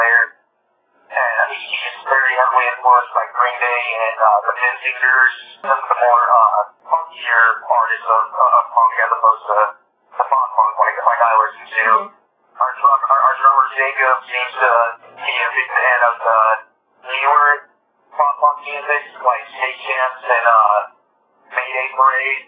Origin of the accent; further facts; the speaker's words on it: Haiti; my youth growing up in Haiti